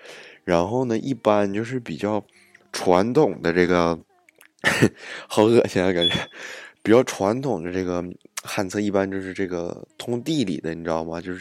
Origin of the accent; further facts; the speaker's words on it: Northeast China, China; 我们东北话管揍就削嘛